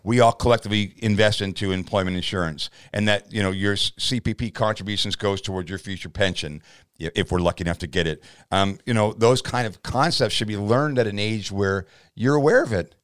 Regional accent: Canada; as a Canadian citizen in my fifth decade

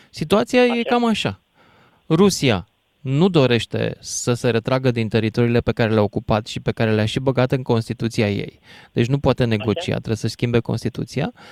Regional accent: Romania; Suntem români.

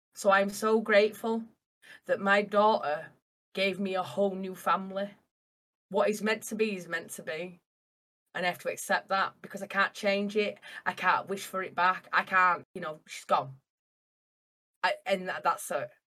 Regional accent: Castleford, Yorkshire and the Humber, United Kingdom; I am from Castleford, uh, near Leeds in um, England

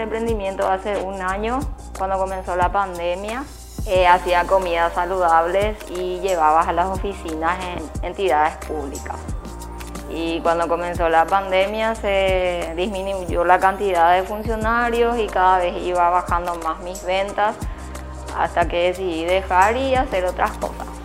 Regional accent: Fernando de la Mora, Central, Paraguay; soy de Fernando de la Mora

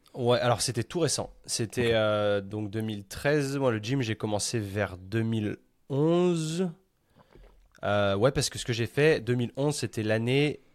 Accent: France; moved away as an adult; en tant que bon petit français

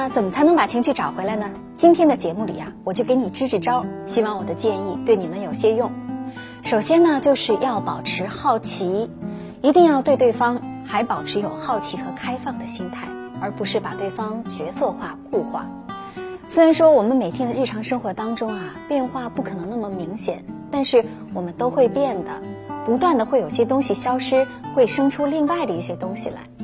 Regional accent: China; 我们中国人

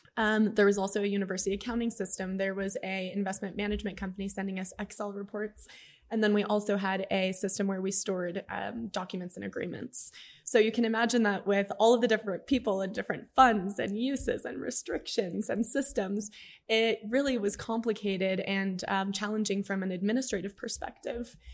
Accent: El Paso, Texas, United States; Alejandro and I both grew up in El Paso.

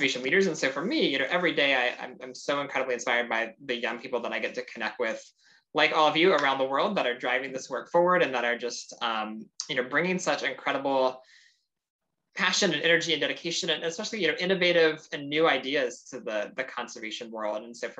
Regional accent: Sarasota, Florida, United States; I grew up in South Florida in the United States

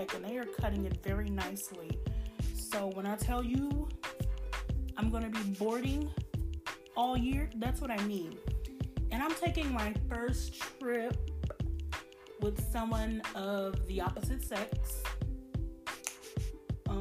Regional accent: Chicago, Illinois, United States; moved away; home is Chicago. Me and all my siblings were born and raised in Chicago

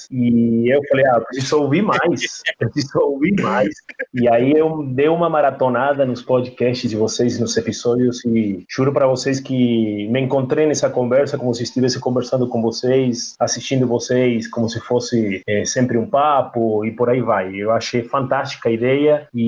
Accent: Argentina; Portuguese is a second language; moved away as an adult; now in Brazil; Rapaz, eu sou argentino, como você bem falou. É, ninguém é perfeito também, né? A gente que ter alguma falha, né? Eu faço essa brincadeira, mas é, há 19 anos que eu moro aqui no Brasil.

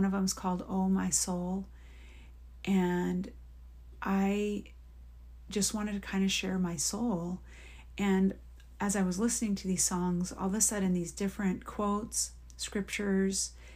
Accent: Oregon, United States; in my years of living in Oregon, growing up in Oregon and then being married and living in Oregon

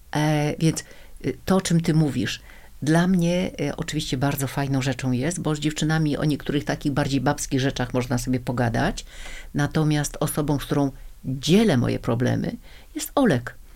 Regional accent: Gdańsk, Pomeranian Voivodeship, Poland; now in Warsaw, Poland; Urodziłam się w Gdańsku, większość mojego życia spędziłam w Warszawie

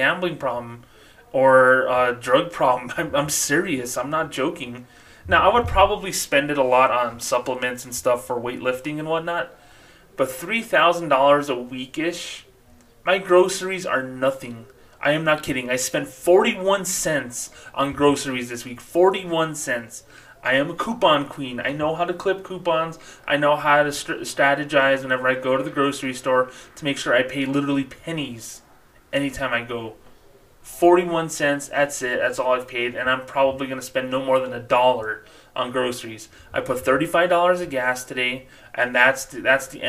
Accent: Socorro, New Mexico, United States; as a little kid growing up in Socorro, New Mexico

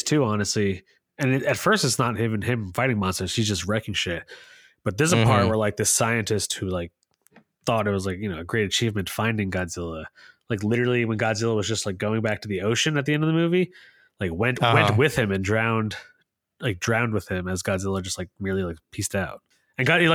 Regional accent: United States; growing up in America

